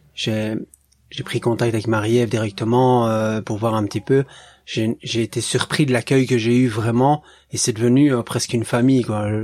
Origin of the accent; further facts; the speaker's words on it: Belgium; je viens de Belgique